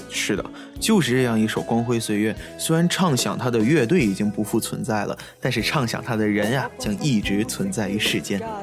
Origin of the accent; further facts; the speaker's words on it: China; 我是来自内地的主播